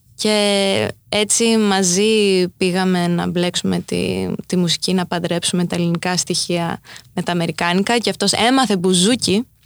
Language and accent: Greek; New York, United States; also born or lived in Crete, Greece; έτσι μεγάλωσα ανάμεσα σε αυτές τις δύο κουλτούρες ε, κοντά στη Νέα Υόρκη αλλά και στο χωριό στη Κρήτη